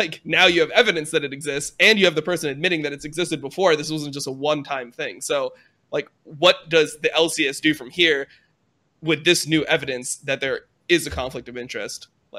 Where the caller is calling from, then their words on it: Santa Monica, California, United States; I'm calling from Santa Monica.